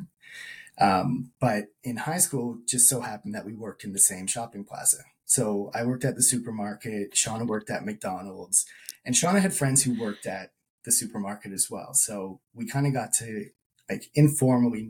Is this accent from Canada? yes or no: yes; Burlington, Ontario, Canada; also born or lived in Guelph; growing up in Burlington